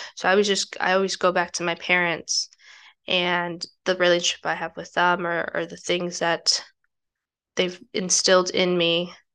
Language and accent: English; United States; the privilege aspect that I have growing up in the United States